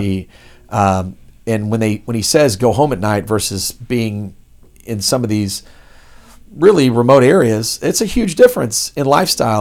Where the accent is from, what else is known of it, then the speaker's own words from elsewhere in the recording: Dallas, Texas, United States; also born or lived in Los Angeles; now in Houston, United States; I'm from Dallas